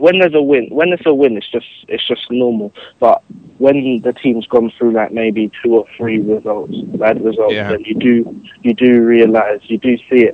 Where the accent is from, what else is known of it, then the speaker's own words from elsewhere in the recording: Thornton Heath, London, United Kingdom; I'm from Fulton Heath, like just down the road from Selhurst Park